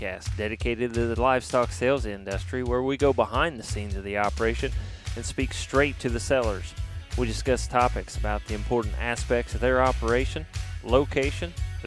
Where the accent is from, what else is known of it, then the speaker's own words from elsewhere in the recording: Indiana, United States; we stay right here in my home state in Indiana. We go north of us quite a bit, but up there about where I grew up